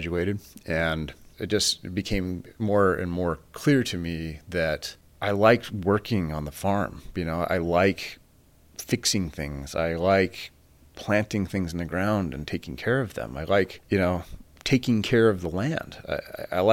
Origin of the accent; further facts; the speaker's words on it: Fort Morgan, Colorado, United States; now in Stanford, United States; I was raised in Fort Morgan, Colorado, on a very large family farm